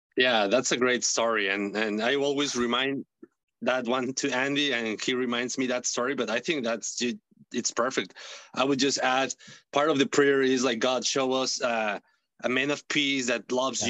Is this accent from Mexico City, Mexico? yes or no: yes; Mexico City, Mexico; English is a second language; moved away as an adult; now in Massachusetts, United States; I'm from Mexico City. I was born raised in Mexico City.